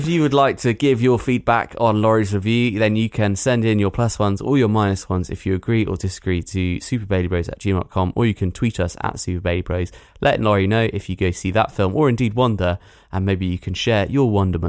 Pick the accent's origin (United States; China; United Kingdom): United Kingdom; We're British.